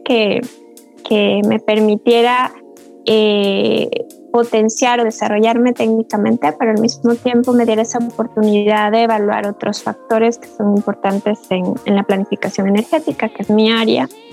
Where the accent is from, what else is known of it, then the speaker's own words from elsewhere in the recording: Loja, Ecuador; moved away as an adult; also born or lived in Cuenca, Ecuador; now in Madrid, Spain; soy eh, lojana de una ciudad muy pequeñita del sur del Ecuador.